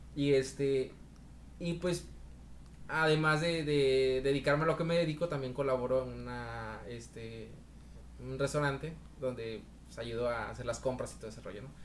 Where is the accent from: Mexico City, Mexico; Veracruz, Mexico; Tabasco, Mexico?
Veracruz, Mexico; moved away as an adult; now in Monterrey, Mexico; yo soy veracruzano, soy jarocho